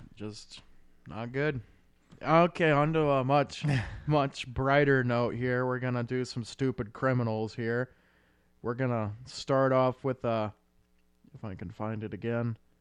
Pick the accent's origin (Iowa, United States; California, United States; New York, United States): Iowa, United States; since we're from Iowa